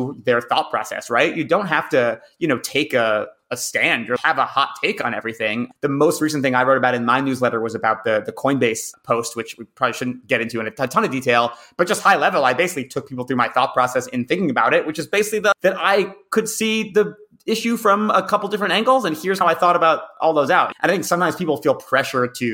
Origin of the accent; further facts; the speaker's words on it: Massachusetts, United States; in my home state of Massachusetts